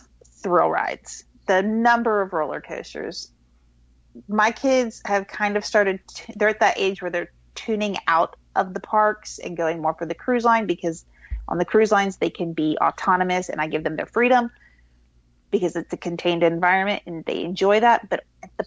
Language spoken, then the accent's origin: English; Florida, United States; now in North Carolina, United States; I grew up in Florida